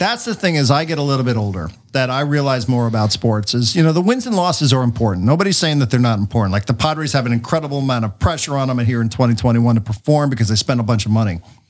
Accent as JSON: {"language": "English", "town": "New York City", "region": "New York", "country": "United States", "tie": "born or raised there", "moved": "as an adult", "lives_now": "San Diego, United States", "said": "I'm growing up in New York with snow. I'm growing up, you know, with gray."}